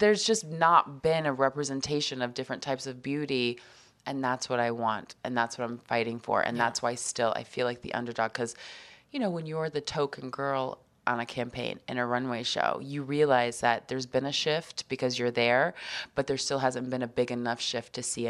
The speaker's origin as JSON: {"language": "English", "region": "Nebraska", "country": "United States", "tie": "born or raised there", "also_born_or_lived": "Texas / Atlanta / Arkansas / New Hampshire", "said": "But growing up in Nebraska, I mean, I lived in Texas, Atlanta, Arkansas, New Hampshire, Nebraska. I went to high school in Nebraska."}